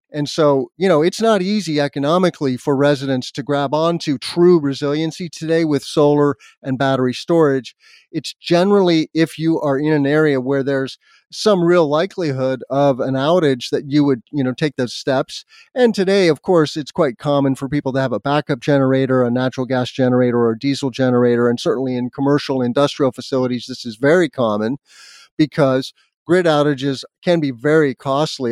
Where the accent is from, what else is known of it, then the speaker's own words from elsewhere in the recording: Albuquerque, New Mexico, United States; moved away; also born or lived in Indiana; I grew up in Albuquerque, New Mexico. Even though I was born here in the Midwest in Indiana